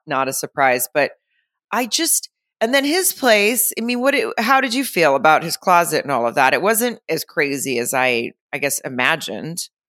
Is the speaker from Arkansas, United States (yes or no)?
yes; Arkansas, United States; moved away; my hometown in Arkansas